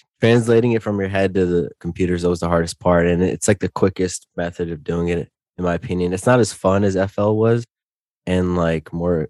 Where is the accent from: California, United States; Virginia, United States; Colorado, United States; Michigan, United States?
Virginia, United States; Northern; I lived all over Northern Virginia. So I'm still in Northern Virginia right now, like 30 minutes from DC.